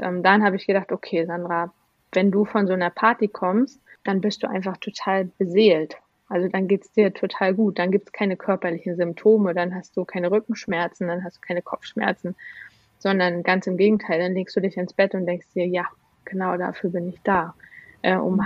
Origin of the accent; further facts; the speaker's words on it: Rostock, Mecklenburg-Vorpommern, Germany; moved away as an adult; now in Berlin, Germany; von Rostock, wo ich geboren bin, dann nach Berlin in die, ins, ja, in die Großstadt gezogen.